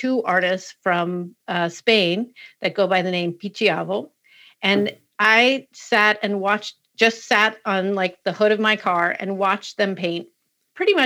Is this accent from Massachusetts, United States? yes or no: yes; Western Massachusetts, United States; I grew up in Western Mass.